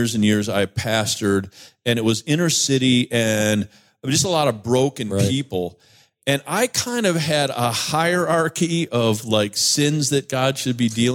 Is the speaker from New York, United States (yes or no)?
yes; New York, United States; I'm from New York.